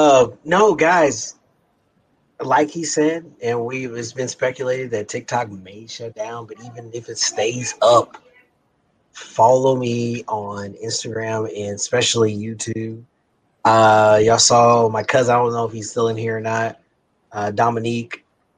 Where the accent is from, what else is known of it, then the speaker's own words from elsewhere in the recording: Kansas City, United States; We're both from Kansas City.